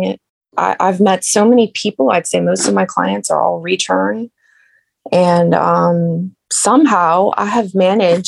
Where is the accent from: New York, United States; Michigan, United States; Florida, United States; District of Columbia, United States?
Florida, United States; Bradenton; moved away as an adult; also born or lived in Nashville, Tennessee / Orlando, Florida; now in Middle Tennessee, United States; So we lived in Bradenton